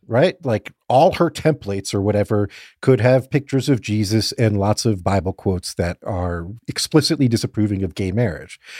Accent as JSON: {"language": "English", "town": "Fort Lauderdale", "region": "Florida", "country": "United States", "tie": "born or raised there", "said": "growing up in Fort Lauderdale"}